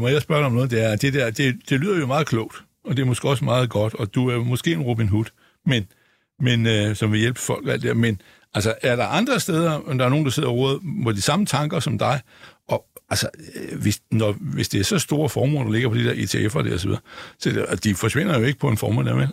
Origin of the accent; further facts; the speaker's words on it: Denmark; jeg er jo dansker